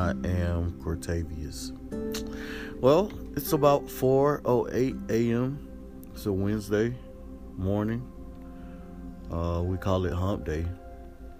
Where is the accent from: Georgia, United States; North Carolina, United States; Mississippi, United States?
Georgia, United States; East Point; Born September the 7th, 1984. To Pam and William. In Atlanta, Georgia. ATL, shouty. Right in East Point, Georgia.